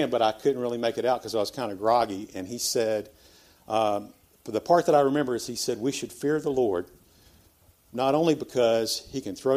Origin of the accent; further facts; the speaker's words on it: Memphis, Tennessee, United States; I was born here in Memphis, Christian parents